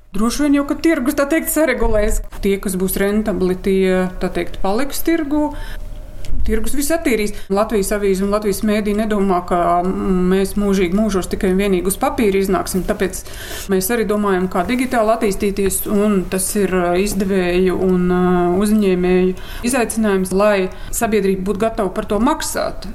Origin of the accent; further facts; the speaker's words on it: Latvia; mēs paši latvieši